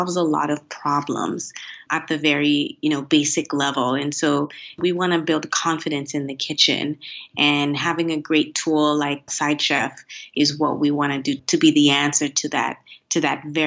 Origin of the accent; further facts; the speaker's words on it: Miami, Florida, United States; also born or lived in Haiti; now in China; I'm from Miami, and in Miami, it's really not uncommon to learn no more than one language